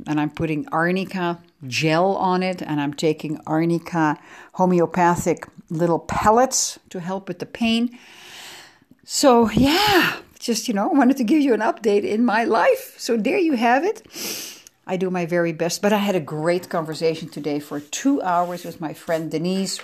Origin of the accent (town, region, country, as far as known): The Hague, South Holland, Netherlands; born or raised there; English is a second language; also born or lived in Amsterdam